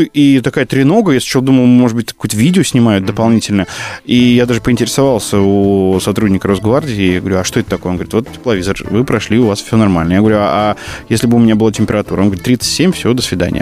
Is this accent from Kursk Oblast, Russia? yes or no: yes; Kursk region village, Kursk Oblast, Russia; moved away as an adult; also born or lived in Bryansk; now in Moscow, Russia; я приехал, я щегол, да, из Брянска, там, в Курске, в деревне прожил э, все свое детство